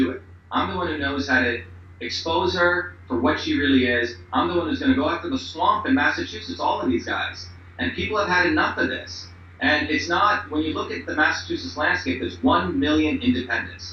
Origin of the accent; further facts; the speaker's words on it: India; now in United States; I came here as an Indian